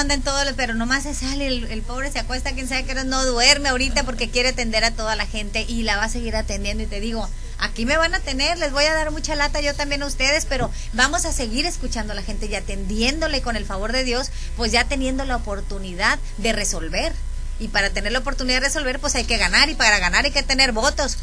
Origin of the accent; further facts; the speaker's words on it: Los Mochis, Sinaloa, Mexico; de aquí somos, de aquí de Mochis